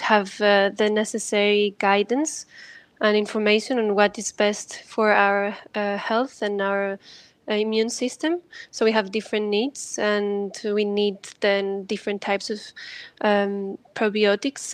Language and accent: English; Greece; I'm also coming from Greece